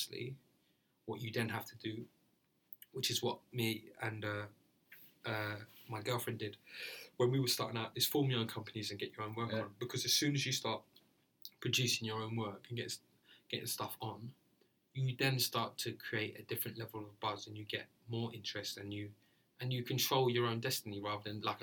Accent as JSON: {"language": "English", "region": "London", "country": "United Kingdom", "said": "I'm from Deptford"}